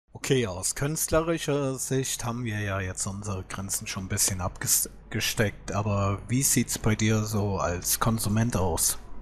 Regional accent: Germany; bei uns in Deutschland

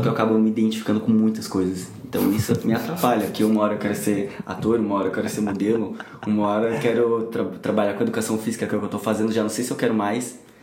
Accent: São Paulo, Brazil; moved away as an adult; now in Rio de Janeiro, Brazil; eu sou de São Paulo, né? Mas eu moro aqui no Rio de Janeiro atualmente, já tem 5, 6 anos por aí

